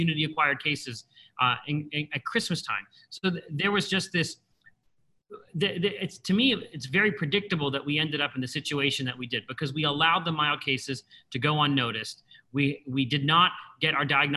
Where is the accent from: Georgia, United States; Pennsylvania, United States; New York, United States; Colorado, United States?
Pennsylvania, United States; my home state of Pennsylvania